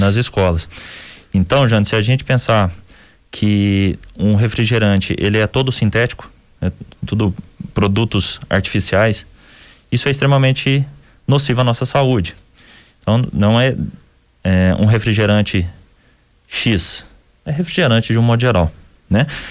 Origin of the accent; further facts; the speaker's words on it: Minas Gerais, Brazil; Somos, somos mineiros